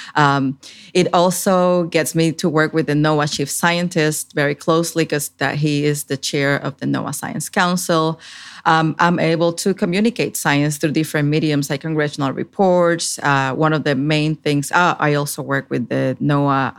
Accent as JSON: {"language": "English", "country": "Puerto Rico", "tie": "born or raised there", "also_born_or_lived": "Washington, D.C.", "moved": "as an adult", "lives_now": "Fredericksburg, United States", "said": "I grew up in Puerto Rico in the Caribbean"}